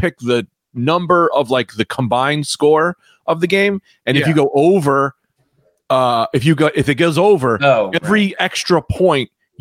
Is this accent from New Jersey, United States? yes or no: yes; New Jersey, United States; we're from Jersey